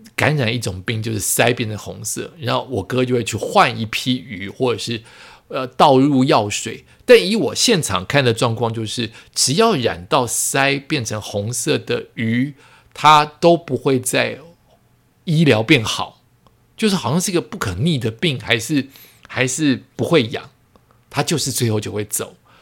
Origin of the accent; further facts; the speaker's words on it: Yonghe, New Taipei, Taiwan; also born or lived in Zhonghe, New Taipei; 我从永和搬到中和，永和是我高中以前的家